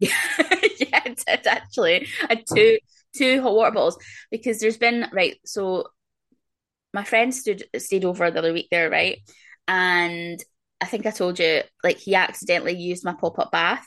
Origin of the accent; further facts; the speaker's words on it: Scotland, United Kingdom; I'm very very Scottish.